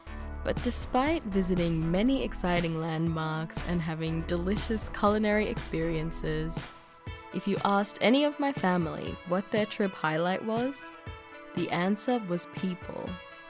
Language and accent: English; Sydney, New South Wales, Australia; born or raised there; also born or lived in Sri Lanka